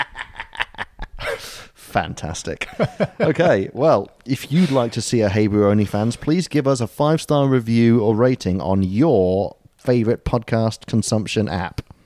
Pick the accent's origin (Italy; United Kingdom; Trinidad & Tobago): United Kingdom